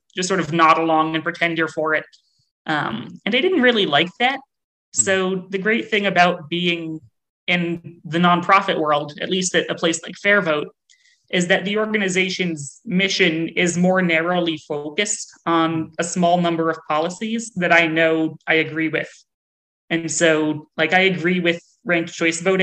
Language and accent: English; New Jersey, United States; I grew up in New Jersey in a town that was about 60% Democratic and 40% Republican